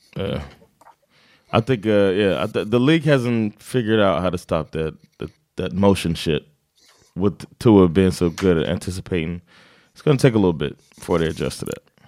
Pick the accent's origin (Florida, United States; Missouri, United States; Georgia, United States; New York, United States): Florida, United States; I'm from Florida